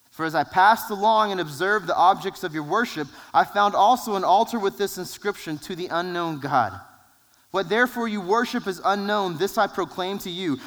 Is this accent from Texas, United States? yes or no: yes; San Angelo, Texas, United States; We're from San Angelo